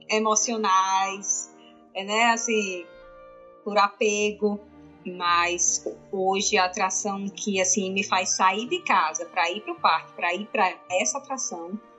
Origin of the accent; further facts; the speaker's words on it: Natal, Rio Grande do Norte, Brazil; eu sou de Natal